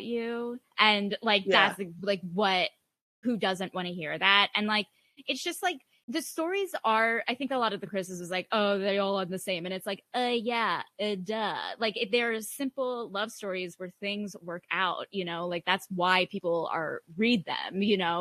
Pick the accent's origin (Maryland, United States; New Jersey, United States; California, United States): New Jersey, United States; I grew up in New Jersey